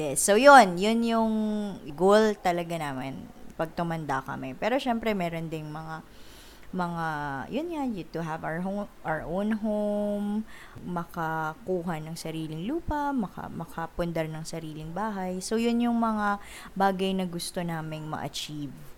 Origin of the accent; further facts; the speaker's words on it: Ilocano, Ilocos Region, Philippines; So, Ilocano kami, up north. So, na- lumaki ako sa family na naglilista ng expenses